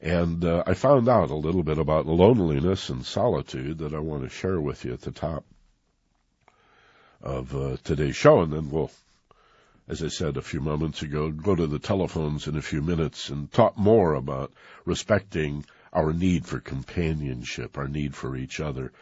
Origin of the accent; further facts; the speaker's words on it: Michigan, United States; moved away as an adult; also born or lived in California; I grew up in Michigan